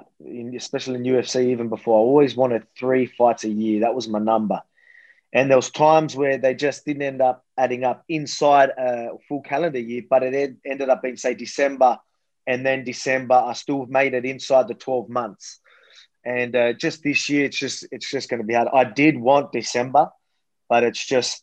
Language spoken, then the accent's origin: English; Australia; I'm just a Aussie bogan.